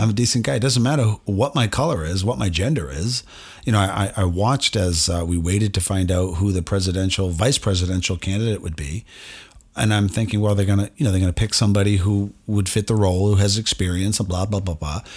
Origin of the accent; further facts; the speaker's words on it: United States; I'm an American